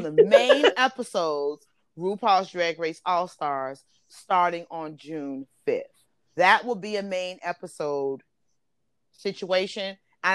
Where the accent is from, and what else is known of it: Belize